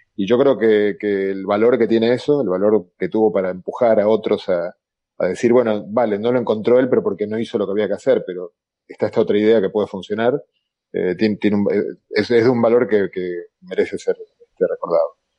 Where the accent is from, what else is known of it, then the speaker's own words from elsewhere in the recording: Argentina; accent: Argentine; yo soy argentino con mi acento de lata